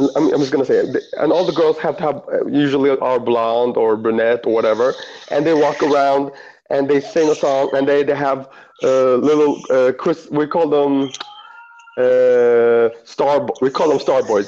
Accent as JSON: {"language": "English", "country": "Eritrea", "said": "I'm from Eritrea"}